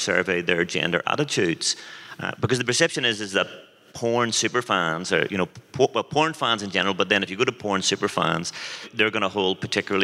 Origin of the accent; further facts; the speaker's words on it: Belfast, Northern Ireland, United Kingdom; I'm from Belfast